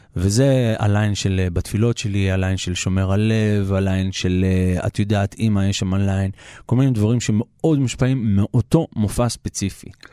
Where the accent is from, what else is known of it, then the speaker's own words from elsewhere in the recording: Israel; אנחנו גדלנו בבית ישראלי, ההורים שלי הם אה, ילידי הארץ